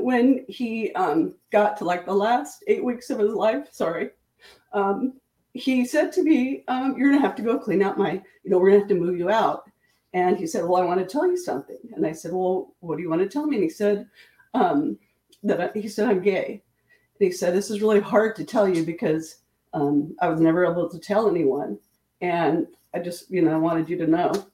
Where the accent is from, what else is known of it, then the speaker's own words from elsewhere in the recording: Pocatello, Idaho, United States; also born or lived in Washington; So I'm originally from Pocatello, Idaho. I'm born and raised in Idaho, lived there for 18 years